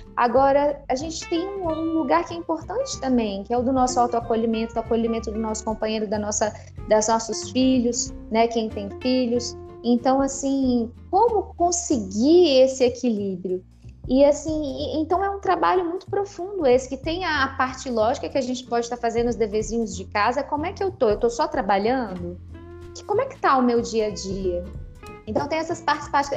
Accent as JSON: {"language": "Portuguese", "town": "Brasília", "region": "Federal District", "country": "Brazil", "tie": "born or raised there", "moved": "as an adult", "said": "Eu cresci na Asa Norte, em Brasília, bem no centro da cidade."}